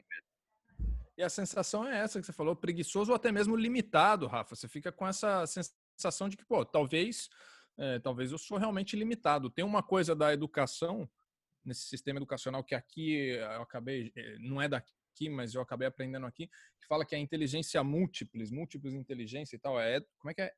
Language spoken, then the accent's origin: Portuguese; Jundiaí, São Paulo, Brazil; accent: caipira; also born or lived in Rio de Janeiro / Niterói; eu fui criado em Jundiaí